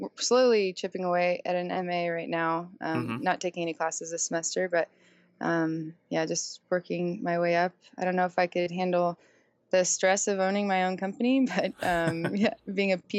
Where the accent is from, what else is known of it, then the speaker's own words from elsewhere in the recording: San Diego, California, United States; I'm born and raised in San Diego